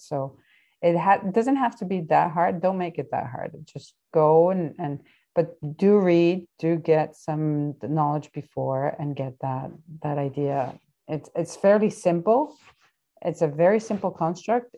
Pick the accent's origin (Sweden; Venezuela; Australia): Venezuela; moved away; my home country in Venezuela